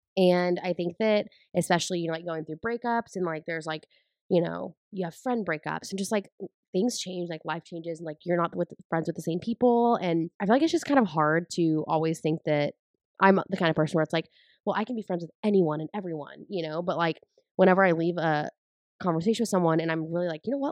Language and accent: English; San Angelo, Texas, United States; moved away; I'm originally from San Angelo, Texas